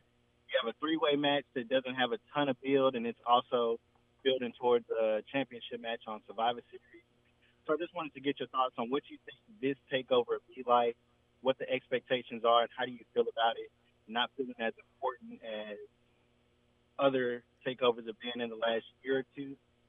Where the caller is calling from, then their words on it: Dallas, Texas, United States; I'm in Dallas, Texas.